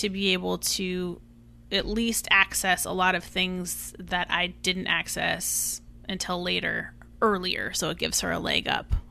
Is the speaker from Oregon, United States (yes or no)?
yes; Eugene, Oregon, United States; now in New York, United States; I didn't come from money. I came from Eugene, Oregon, and now I'm in New York. I didn't grow up here.